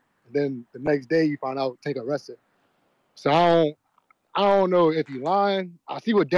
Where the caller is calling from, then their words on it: Louisiana, United States; I'm calling from Louisiana.